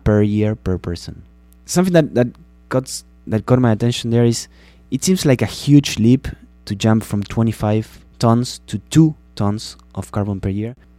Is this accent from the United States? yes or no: no; Uruguay; moved away; that's where I'm from. I'm from Uruguay.